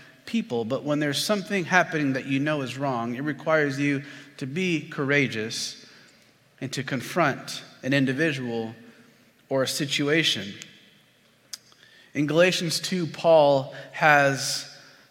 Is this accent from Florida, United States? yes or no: yes; Florida, United States; I'm from Florida